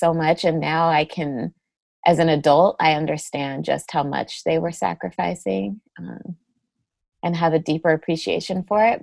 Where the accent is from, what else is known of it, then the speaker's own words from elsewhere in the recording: San Jose, California, United States; I grew up in the Bay Area uh, in San Jose, California